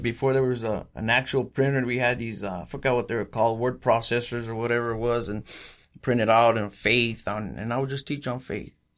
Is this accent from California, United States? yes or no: yes; Coachella Valley, California, United States; born or raised there; also born or lived in Bellflower, Los Angeles / Huntington Park